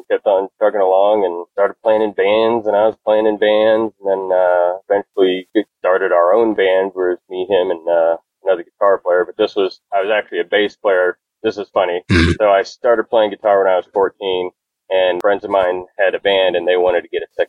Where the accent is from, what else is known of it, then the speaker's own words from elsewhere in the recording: New Bloomfield, Missouri, United States; We grew up in a little town called New Bloomfield, a few minutes on the other side of the river from Jefferson City.